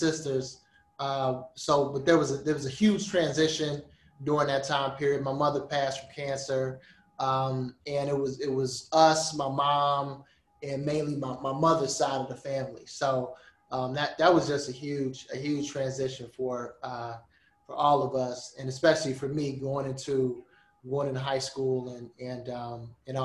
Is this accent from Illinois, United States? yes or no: yes; Chicago, Illinois, United States; also born or lived in Los Angeles, California; I'm from Chicago. I'm a Chicago native, man. I grew up on the south side of Chicago, the far south side of Chicago